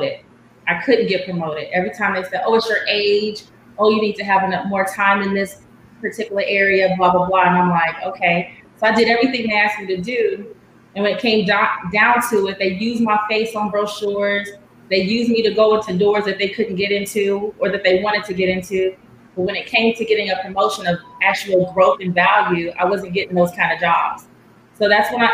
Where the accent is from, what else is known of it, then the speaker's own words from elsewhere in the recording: Los Angeles, California, United States; moved away as an adult; also born or lived in Washington, D.C. / Texas; now in Dallas, United States; I am born and raised in LA, Los Angeles, California. I came to Texas about 7 years ago